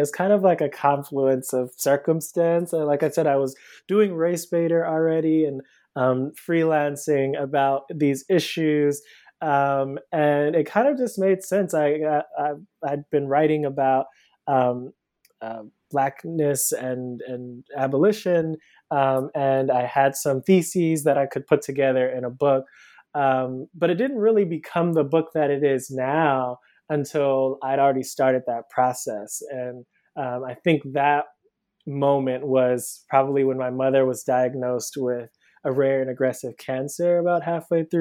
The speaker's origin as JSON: {"language": "English", "town": "Cleveland", "region": "Ohio", "country": "United States", "tie": "born or raised there", "moved": "as an adult", "lives_now": "Brooklyn, United States", "said": "So I'm originally from Cleveland, Ohio. I live in Brooklyn now. I moved here about 10 years ago for undergrad"}